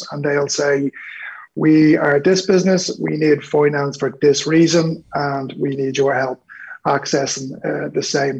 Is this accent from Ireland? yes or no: yes; Dublin, Leinster, Ireland; I'm originally from Dublin 12